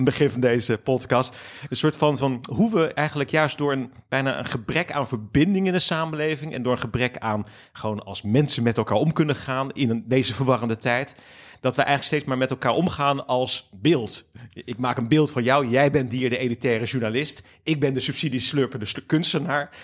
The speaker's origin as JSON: {"language": "Dutch", "town": "Capelle aan den IJssel", "region": "South Holland", "country": "Netherlands", "tie": "born or raised there", "also_born_or_lived": "Ommoord, Rotterdam", "said": "ik ben opgegroeid in Capelle aan de IJssel"}